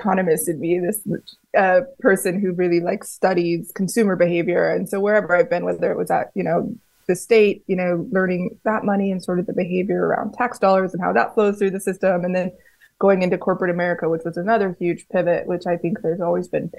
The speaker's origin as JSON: {"language": "English", "town": "Colorado Springs", "region": "Colorado", "country": "United States", "tie": "born or raised there", "also_born_or_lived": "Denver", "said": "I was born and raised in Colorado Springs, Colorado."}